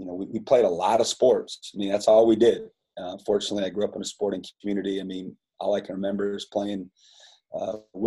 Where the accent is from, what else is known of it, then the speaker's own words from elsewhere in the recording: Fairbank, Iowa, United States; moved away as an adult; now in Las Cruces, United States; I loved growing up in Fairbank, Iowa